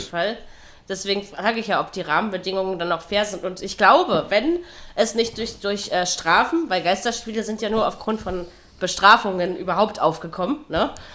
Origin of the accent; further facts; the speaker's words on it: East Germany, Germany; ich bin in der DDR aufgewachsen